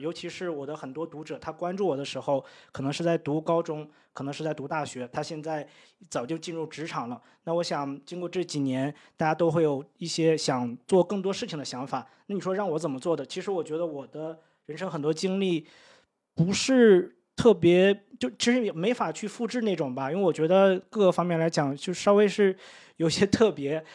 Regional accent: Daqing, Heilongjiang, China; moved away as an adult; also born or lived in Beijing; now in Chiang Mai, Thailand; 我们老家是在，呃，黑龙江省 呃，大庆

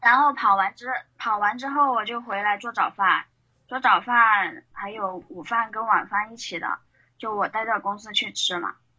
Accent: Chongqing, China; 我是来自那个重庆美丽山城的，呃，平面设计师

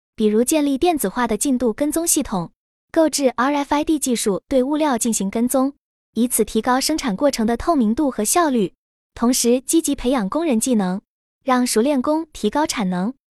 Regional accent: Guangzhou, Guangdong, China; moved away as an adult; now in Changchun area, China; 在我的老家广州

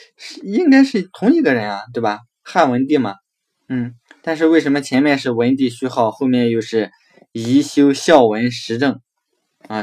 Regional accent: China; 所以我们中国人为什么要祭祀祖宗

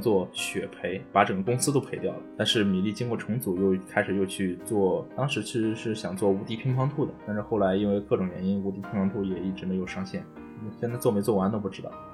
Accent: China; 我们中国人

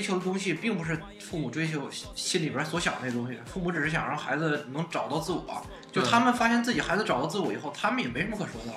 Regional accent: China; 咱们中国人就早就放弃梦想这个东西了

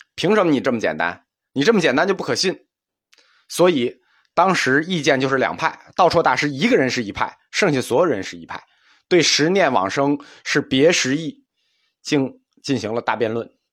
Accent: China; 能丰富的体会和理解痛苦这件事情，是我们中国人的一个长项。

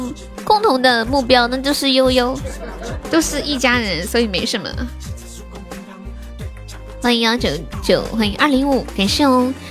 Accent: Anhui, China; 我是个三十岁，安徽的

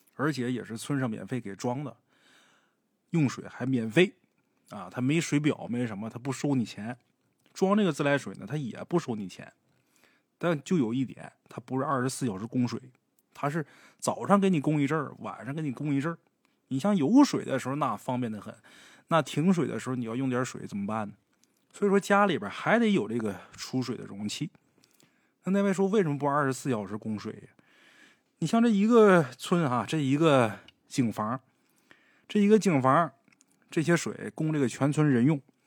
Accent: Northeast China, China; 我本身是东北人，我对这片土地啊还是比较了解的

